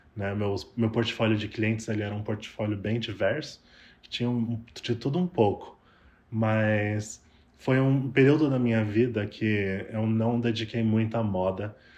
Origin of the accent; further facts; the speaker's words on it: São Paulo, Brazil; moved away as an adult; also born or lived in Toronto, Canada; now in Vancouver, Canada; sou de São Paulo